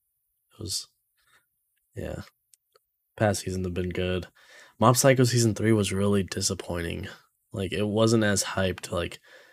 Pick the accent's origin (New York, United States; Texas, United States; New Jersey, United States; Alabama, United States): Texas, United States; San Antonio; born or raised there